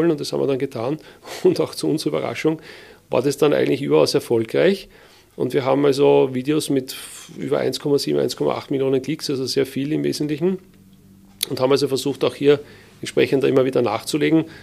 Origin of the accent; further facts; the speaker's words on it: Wiener Neustadt, Lower Austria, Austria; dass ich aufgewachsen bin in Wiener Neustadt. Ja, Wiener Neustadt ist die Stadt, wo die Militärakademie steht.